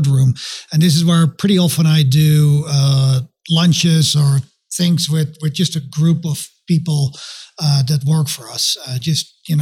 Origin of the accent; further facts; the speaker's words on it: Netherlands; moved away as an adult; also born or lived in London / Belgium / Massachusetts / Singapore; now in Denver, United States; I'm from the Netherlands originally. So that's a funny accent. It's definitely not a Denver, Colorado accent